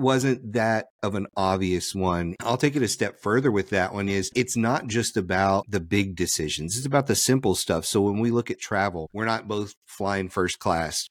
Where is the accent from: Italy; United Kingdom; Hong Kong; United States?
United States; Louisiana; I'm from Louisiana